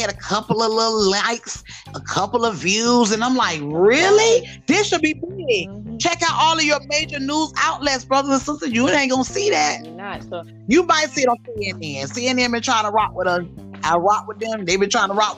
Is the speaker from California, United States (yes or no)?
no; Miami, Florida, United States; I can't help where I came from. I said, hey, Dade County bred